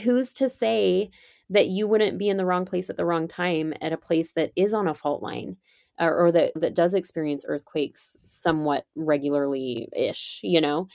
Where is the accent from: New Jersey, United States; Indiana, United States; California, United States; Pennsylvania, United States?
California, United States; I grew up in California, and I ended up back here. I live in California now